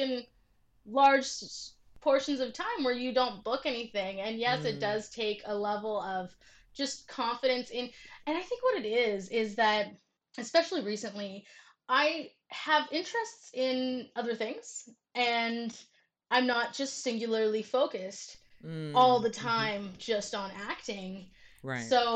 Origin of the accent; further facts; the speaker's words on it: Vancouver, British Columbia, Canada; I grew up in Vancouver where there's not a ton of black people